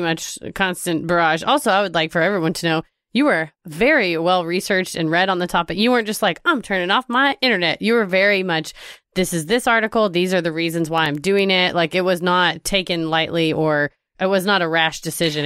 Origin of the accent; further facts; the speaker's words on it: Texas, United States; I'm from Texas